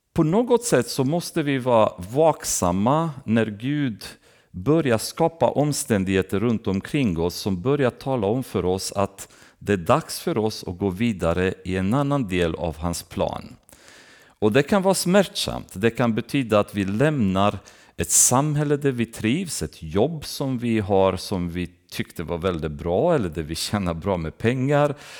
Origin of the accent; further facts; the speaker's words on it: Romania; moved away; när jag växte upp i, i Rumänien så gick jag med i baptistkyrkan